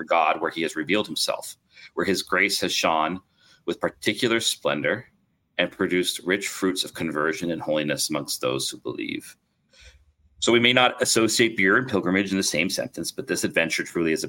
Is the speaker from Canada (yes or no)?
yes; Canada; as a Canadian